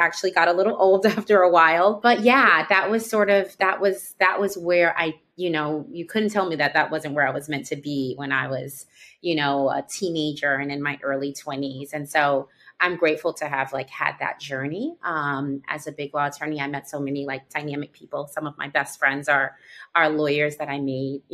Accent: New York City, New York, United States; also born or lived in Washington, D.C.; First to the West Village, because I'm from Harlem

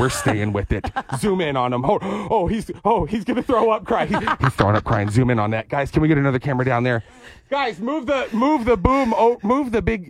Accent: Dallas, Texas, United States; I grew up in Dallas

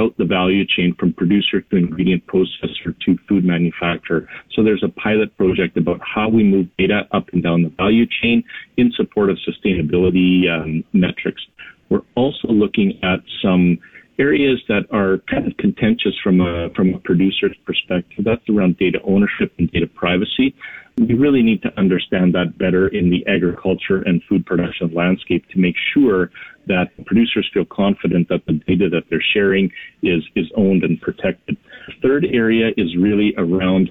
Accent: Canada; we're Canadian

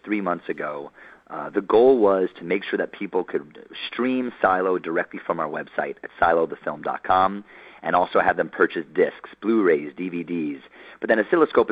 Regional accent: New York City, New York, United States; I grew up in New York City, and so my experiences were there

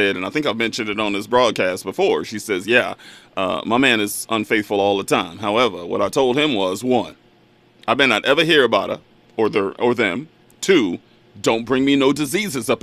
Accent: Bakersfield, California, United States; caller from my hometown

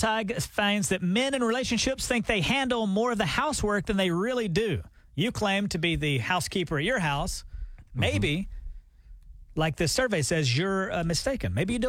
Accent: Alabama, United States; born or raised there; moved away

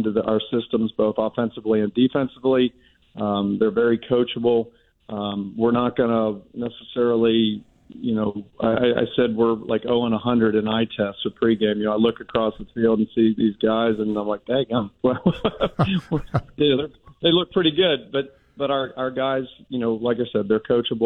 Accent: Pittsburgh, Pennsylvania, United States; moved away; I'm born and raised in Pittsburgh

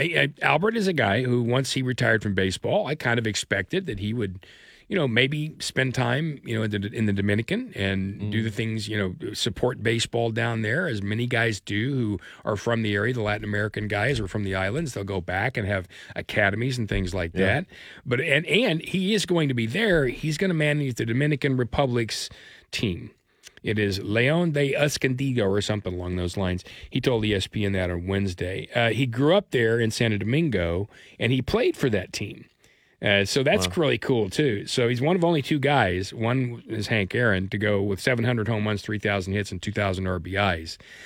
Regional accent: England, United Kingdom; no, I'm English.

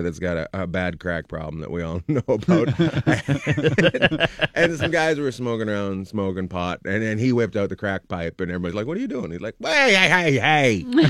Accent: Canada; my mom's Australian, my dad's Canadian. So I grew up in Canada for the most part, but we'd go spend time in Australia.

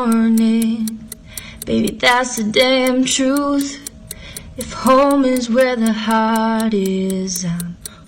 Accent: Ada, Oklahoma, United States; I'm from Ada, Oklahoma.

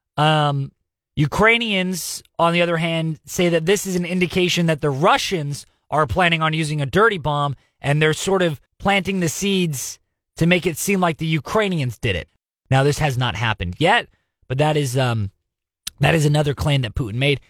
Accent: United States; We as an American people

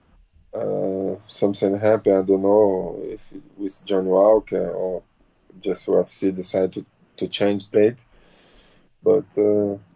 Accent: Rio de Janeiro, Brazil; English is a second language; moved away as an adult; now in Florida, United States; Rio de Janeiro, my hometown

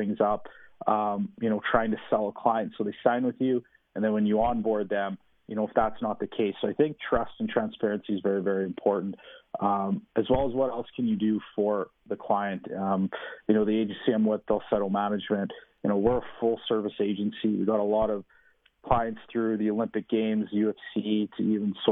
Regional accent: Saskatchewan, Canada; we're from Saskatchewan

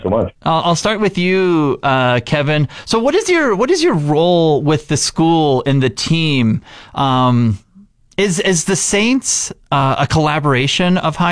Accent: Regina, Saskatchewan, Canada; moved away; I grew up in Saskatchewan in the city in Regina

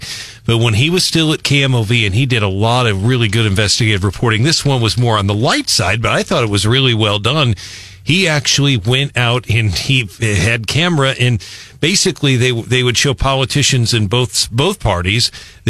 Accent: St. Louis, Missouri, United States; where I grew up in St. Louis

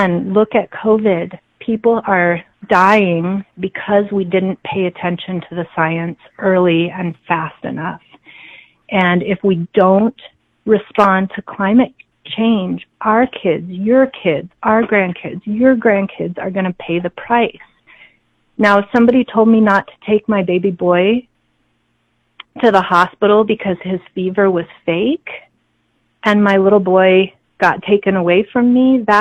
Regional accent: Albuquerque, New Mexico, United States; I was born and raised in Albuquerque. I graduated from Albuquerque High School.

